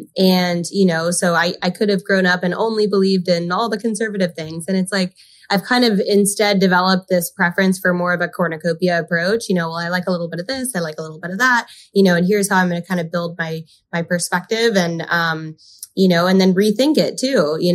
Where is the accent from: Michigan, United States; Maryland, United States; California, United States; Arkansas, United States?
California, United States; also born or lived in Park City, Utah / Spain / Montreal / Argentina; I was born in Park City, Utah, but then predominantly grew up in California. In high school, I've done 2 foreign exchanges. Like I did a full year of high school in Spain. I did most of my college in Montreal and then 1 year in Argentina.